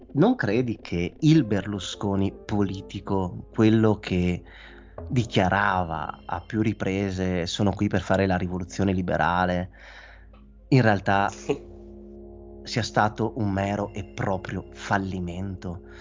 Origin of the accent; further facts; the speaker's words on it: Italy; se io non fossi italiano